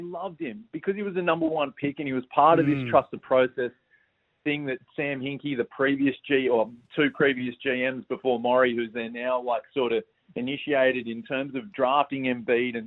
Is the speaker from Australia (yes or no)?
yes; Australia; as Australian basketball fans